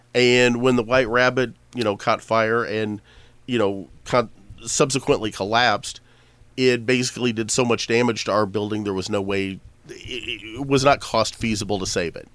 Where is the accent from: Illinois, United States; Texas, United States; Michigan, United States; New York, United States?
Illinois, United States; Pinckneyville; I grew up in Pinckneyville. You know, I grew up, like, eight miles out of town